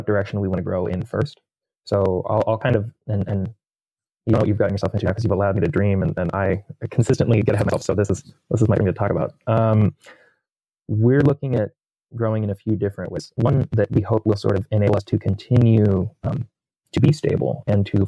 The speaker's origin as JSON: {"language": "English", "town": "Pittsburgh", "region": "Pennsylvania", "country": "United States", "tie": "born or raised there", "moved": "yes", "lives_now": "Rochester, United States", "said": "Pittsburgh's my hometown"}